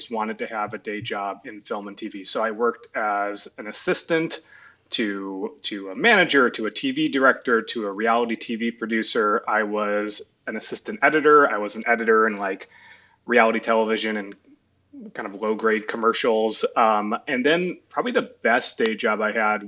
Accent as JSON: {"language": "English", "town": "Chicago", "region": "Illinois", "country": "United States", "tie": "born or raised there", "moved": "yes", "said": "I grew up in Chicago, went to USC"}